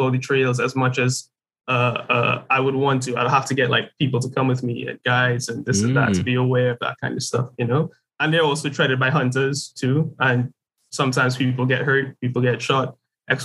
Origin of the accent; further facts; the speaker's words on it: Trinidad & Tobago; growing up in Trinidad is you're pretty much surrounded by the color green.